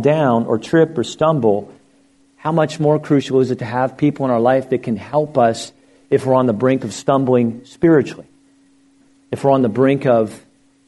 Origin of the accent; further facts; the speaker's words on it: Lancaster County, Pennsylvania, United States; now in Florida, United States; I grew up in Lancaster County, Pennsylvania